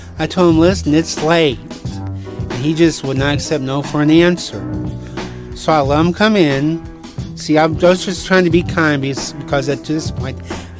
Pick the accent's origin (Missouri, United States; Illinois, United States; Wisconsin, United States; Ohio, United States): Illinois, United States; East St. Louis; I was a kid growing up in East St. Louis